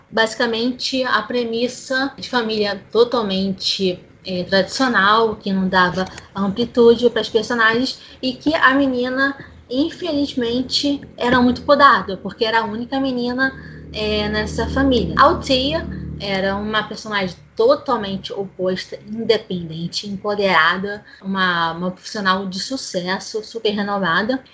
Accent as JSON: {"language": "Portuguese", "region": "Rio de Janeiro", "country": "Brazil", "said": "sou do Rio de Janeiro capital"}